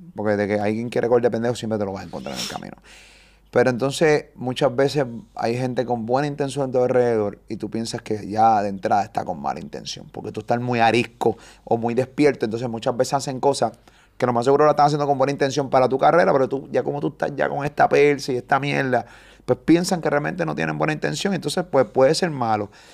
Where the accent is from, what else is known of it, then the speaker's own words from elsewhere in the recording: Puerto Rico; yo soy boricua, me encanta PR.